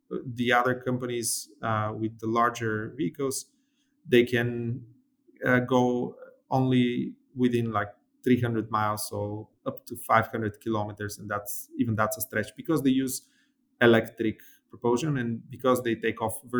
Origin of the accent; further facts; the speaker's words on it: Bulgaria; my brother, who's an aerospace engineer, and I, we're from Bulgaria, and we were raised during, you know, the 90s, where Bulgaria had just ended its, you know, communist regime